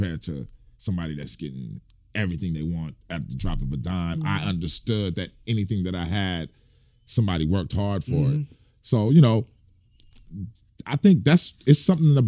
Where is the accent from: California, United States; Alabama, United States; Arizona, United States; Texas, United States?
California, United States; Fresno; I grew up in Fresno